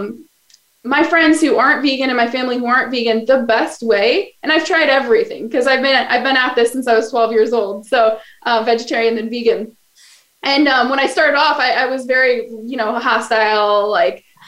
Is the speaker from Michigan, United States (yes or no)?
yes; Kalamazoo, Michigan, United States; moved away as an adult; now in Los Angeles, United States; That's my hometown.